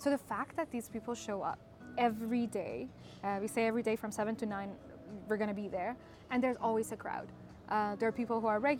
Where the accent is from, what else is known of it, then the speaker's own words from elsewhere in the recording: Iran; moved away as an adult; also born or lived in Canada; now in Yerevan, Armenia; I grew up in Iran until I was 23.